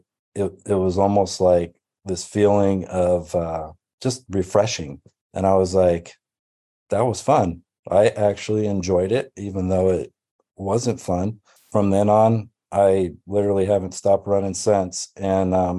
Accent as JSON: {"language": "English", "town": "Auburn", "region": "California", "country": "United States", "tie": "born or raised there", "also_born_or_lived": "Racine, Wisconsin", "said": "was born in Racine, Wisconsin, moved here when I was seven."}